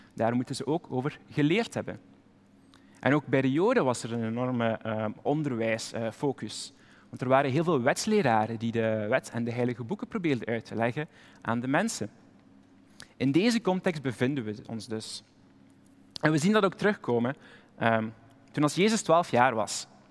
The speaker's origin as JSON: {"language": "Dutch", "region": "Flanders", "country": "Belgium", "said": "maar als Belg zijn we er typisch goed"}